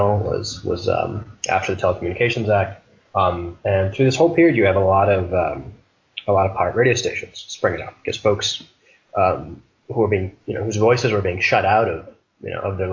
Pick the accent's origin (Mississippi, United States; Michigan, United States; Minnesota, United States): Michigan, United States; Detroit; now in Philadelphia, United States; I'm from Detroit